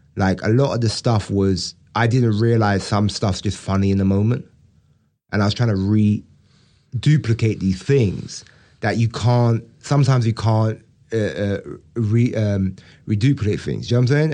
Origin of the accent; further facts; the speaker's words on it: United Kingdom; also born or lived in Brixton; I'm British